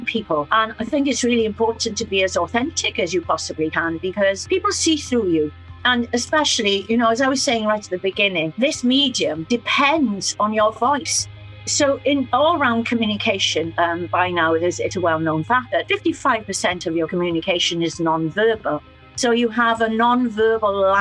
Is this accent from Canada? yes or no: no; Fishguard, Wales, United Kingdom; I was brought up in West Wales